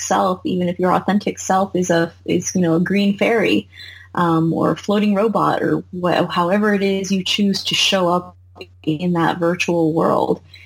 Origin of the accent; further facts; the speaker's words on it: United States; I'm 100 American, 100% American, like born and raised